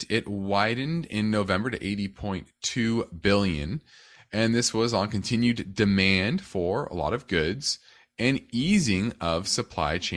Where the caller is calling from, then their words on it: North Carolina, United States; I'm from North Carolina.